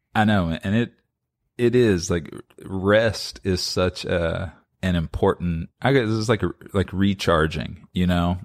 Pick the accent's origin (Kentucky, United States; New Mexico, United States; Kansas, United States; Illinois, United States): Kentucky, United States; Lexington; I've born and raised in Lexington